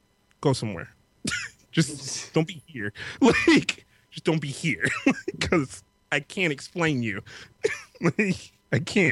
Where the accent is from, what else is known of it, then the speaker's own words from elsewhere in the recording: New York, United States; we grew up in New York. And we grew up in a very mixed, you know, family neighborhood.